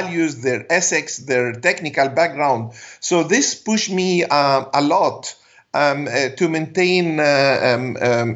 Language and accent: English; Alexandria, Alexandria Governorate, Egypt; first language Arabic; English is a second language; I'm from Alexandria, Egypt